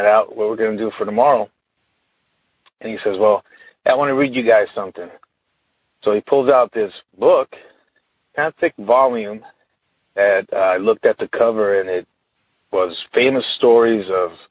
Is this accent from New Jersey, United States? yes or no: no; Sacramento, California, United States; I'm from Sacramento, California